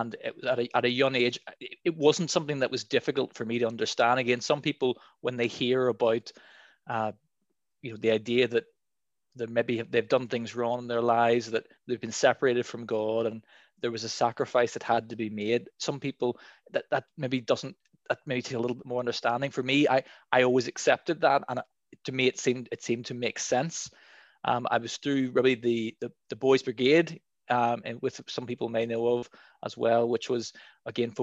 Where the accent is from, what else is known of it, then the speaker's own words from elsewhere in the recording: Dundonald, Northern Ireland, United Kingdom; I was born in Dundonald